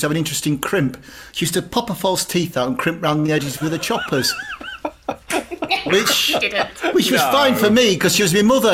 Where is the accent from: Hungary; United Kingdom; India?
United Kingdom; Barrow-in-Furness, North West England; I'm from Barrow in Furness